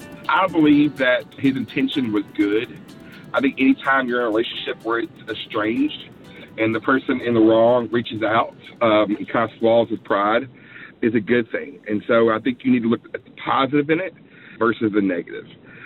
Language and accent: English; Charlotte, North Carolina, United States; I'm from Charlotte, North Carolina.